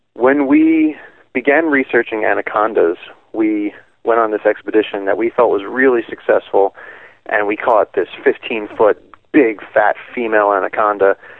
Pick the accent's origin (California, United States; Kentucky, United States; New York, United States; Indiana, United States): New York, United States; I grew up in New York